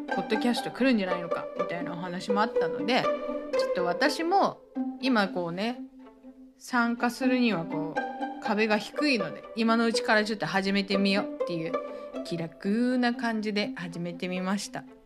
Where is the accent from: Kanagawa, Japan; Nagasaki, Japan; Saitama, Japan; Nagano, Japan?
Nagasaki, Japan; moved away; also born or lived in Tokyo; 地元の長崎